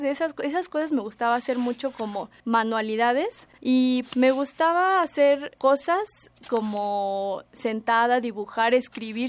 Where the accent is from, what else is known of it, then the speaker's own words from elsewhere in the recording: Mexico City, Mexico; Nací aquí en el DF